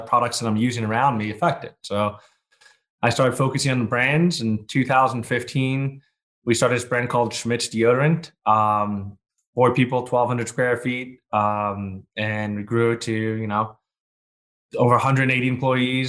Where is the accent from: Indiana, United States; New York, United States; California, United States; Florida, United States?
New York, United States; I was born in New York